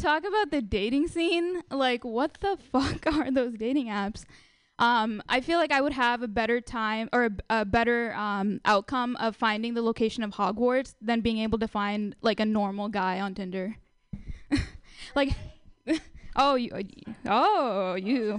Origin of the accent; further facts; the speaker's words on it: India; now in United States; I'm Indian.